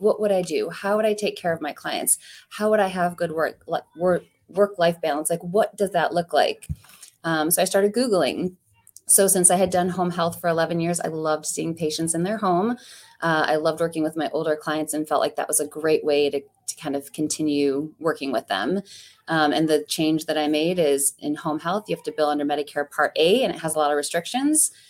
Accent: Ohio, United States; now in Saint Louis, United States; When I grew up in Ohio

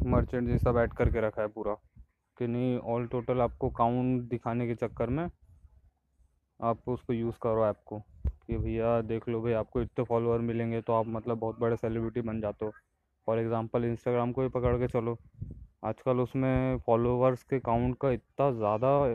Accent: Indore, Madhya Pradesh, India; मैं इंदौर से बिलोंग करता हूँ

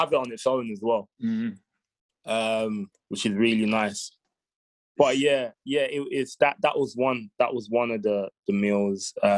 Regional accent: Ghana; So I think I can't put my finger on it, but I think as a Ghanaian, I'll say Ghanaian jollof the best.

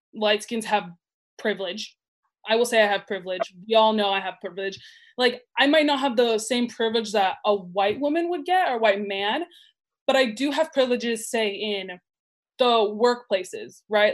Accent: Burbank, California, United States; I grew up in Burbank

